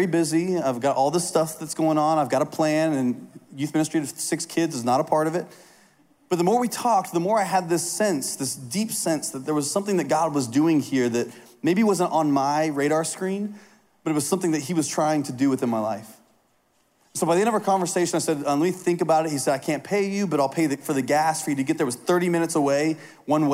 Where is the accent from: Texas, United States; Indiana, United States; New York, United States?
Indiana, United States; I grew up in Indiana